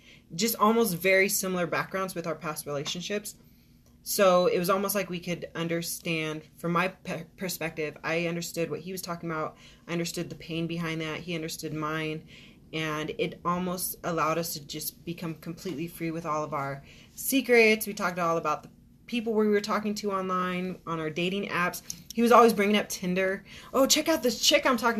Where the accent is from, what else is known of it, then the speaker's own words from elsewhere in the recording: Arizona, United States; I'm from Arizona, so 16 years